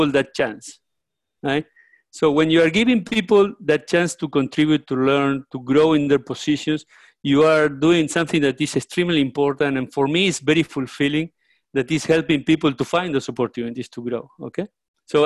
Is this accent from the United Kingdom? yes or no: no; Uruguay; moved away as an adult; also born or lived in Mexico; now in Florida, United States; I am Uruguayan. I was born in Uruguay, South America.